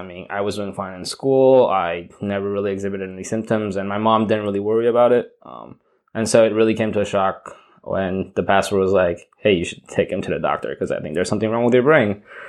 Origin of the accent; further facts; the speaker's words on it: Taiwan; also born or lived in Spain / Argentina / Nicaragua; now in United States; My dad's a diplomat for Taiwan, so my passport says Taiwan, but I was born in Spain, and I spent 5 years in Argentina and around 6-7 years in Nicaragua and then in Taiwan as well.